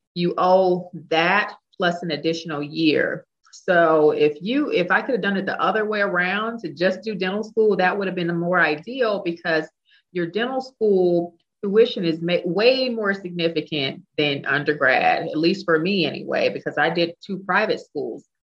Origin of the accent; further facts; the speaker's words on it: Dallas, Texas, United States; moved away as an adult; also born or lived in England / South Carolina; move back to Texas, which is where I'm from. I'm from Dallas